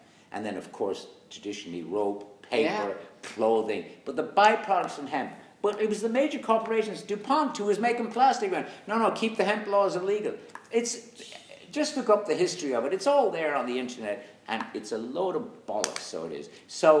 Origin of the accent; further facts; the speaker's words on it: Senegal; I'm originally from Senegal, but I look Irish.